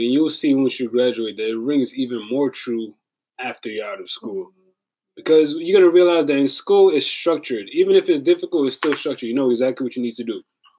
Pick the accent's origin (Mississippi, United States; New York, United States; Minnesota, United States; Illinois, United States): New York, United States; New York City; I was coming from the Bronx.